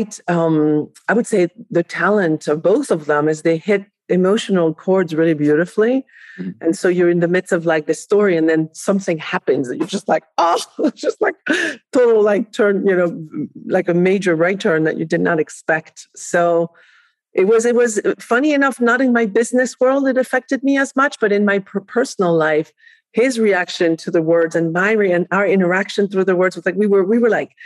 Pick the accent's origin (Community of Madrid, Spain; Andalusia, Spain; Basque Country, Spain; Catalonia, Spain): Catalonia, Spain; Barcelona; English is a second language; also born or lived in France; now in United States; I was raised in Barcelona, Spain, although I was born in France